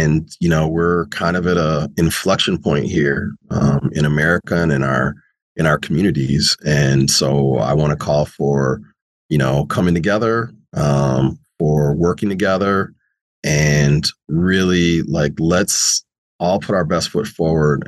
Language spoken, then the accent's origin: English; St. Paul, Minnesota, United States; also born or lived in Charlotte Amalie, St. Thomas, U.S. Virgin Islands / California / Arizona / New York; I was raised in St. Paul, and I grew up sort of halfway on the east side of St. Paul and in the historic Rondo neighborhood of St. Paul.